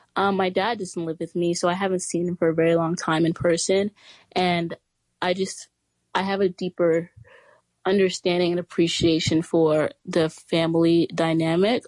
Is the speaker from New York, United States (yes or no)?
yes; New York City, New York, United States; I'm from Brooklyn, New York, and I go to the Chapin School on the Upper East Side.